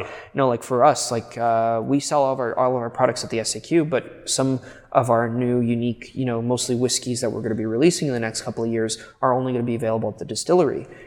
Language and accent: English; Quebec, Canada; Quebec is my hometown.